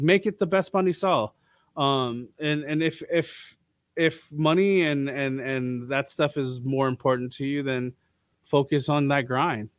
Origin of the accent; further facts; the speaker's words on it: Los Angeles, California, United States; growing up in Southern California